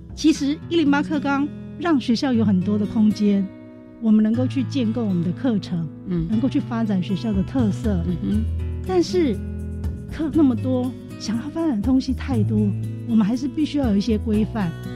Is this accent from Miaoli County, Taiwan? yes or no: yes; Miaoli County, Taiwan; 我们苗栗人